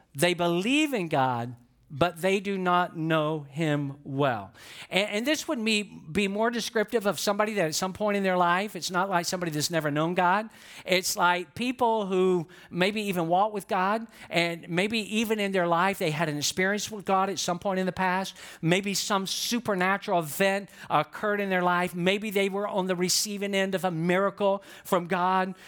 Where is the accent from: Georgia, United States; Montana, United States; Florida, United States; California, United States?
Georgia, United States; Atlanta; I'm from Atlanta, Georgia